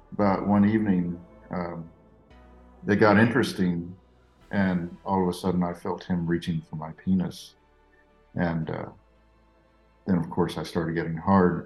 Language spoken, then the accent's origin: English; Corpus Christi, Texas, United States; I grew up down in South Texas by Corpus Christi